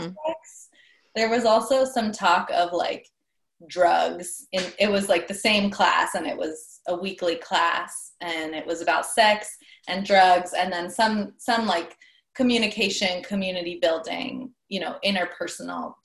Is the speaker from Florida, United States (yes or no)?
no; Bay Area, California, United States; I'm from the Bay Area